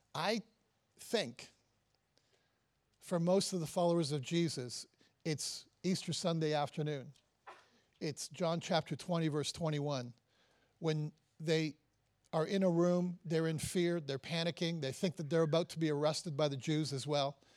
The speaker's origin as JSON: {"language": "English", "town": "Toronto", "region": "Ontario", "country": "Canada", "said": "I'm from Canada, I'm from Toronto"}